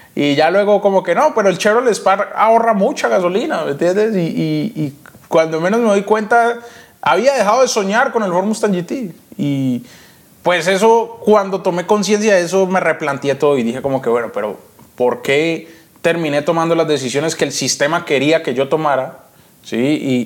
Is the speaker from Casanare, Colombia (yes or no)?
no; Yumbo, Valle del Cauca, Colombia; born or raised there; also born or lived in Cali, Colombia